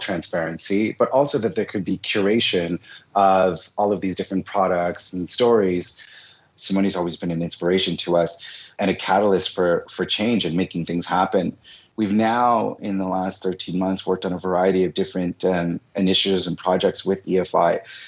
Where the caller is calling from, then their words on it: Montreal, Quebec, Canada; one of the two co-founders of Goody, and I'm calling from Montreal today.